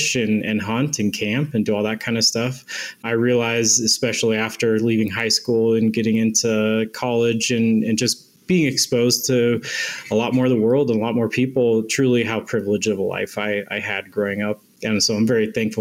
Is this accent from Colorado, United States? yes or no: yes; Silverthorne, Colorado, United States; moved away as an adult; now in Wyoming, United States; I'm from Silverthorne, Colorado originally.